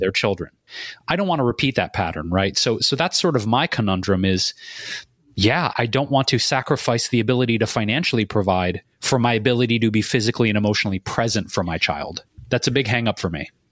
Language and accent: English; Detroit, Michigan, United States; I grew up in Detroit